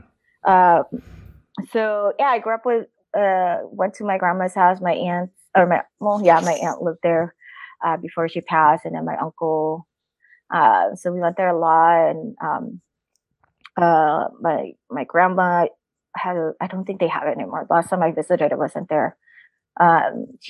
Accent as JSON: {"language": "English", "town": "Tanay", "region": "Calabarzon", "country": "Philippines", "tie": "born or raised there", "moved": "yes", "lives_now": "United States", "said": "We were from the same town in the Tanay, Rizal, in the Philippines"}